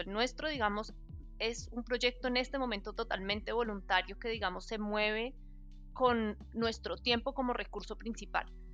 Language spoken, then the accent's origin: Spanish; Colombia; somos colombianos